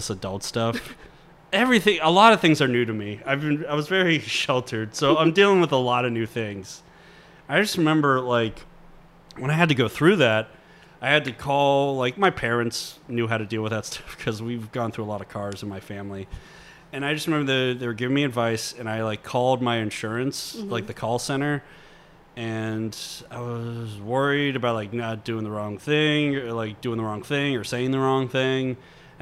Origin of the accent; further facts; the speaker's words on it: Monroeville, Pennsylvania, United States; I grew up in Monroeville